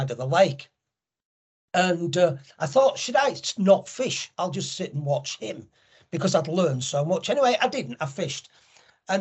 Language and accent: English; Leeds, Yorkshire and the Humber, United Kingdom; I'm from Leeds